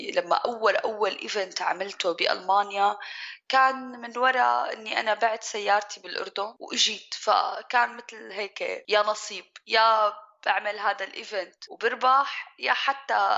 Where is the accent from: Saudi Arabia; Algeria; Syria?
Syria; moved away as an adult; also born or lived in Jordan; now in Germany; أنا صبية سورية